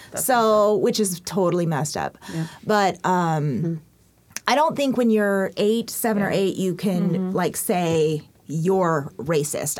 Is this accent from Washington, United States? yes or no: yes; Yakima, Washington, United States; also born or lived in Korea; I moved to Yakima when I was two ish